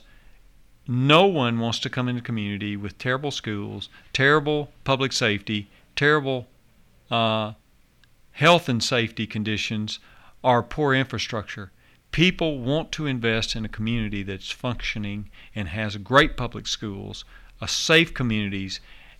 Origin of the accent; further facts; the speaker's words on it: Nashville, Tennessee, United States; I grew up in Davidson County. I was born in Davidson County